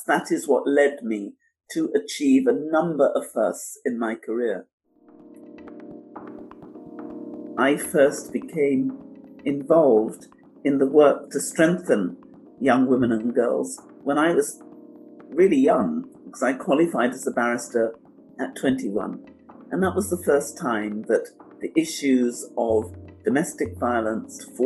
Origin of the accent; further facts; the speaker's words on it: London, United Kingdom; also born or lived in St. Joseph, Dominica; at an early age, I moved with my family to England, where I grew up in Walthamstow in the East End of London.